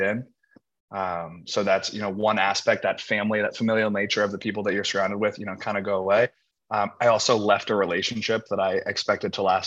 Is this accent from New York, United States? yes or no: no; Indianapolis, Indiana, United States; moved away as an adult; now in Los Angeles, United States; I grew up in Indianapolis, Indiana. I'm a Midwest guy.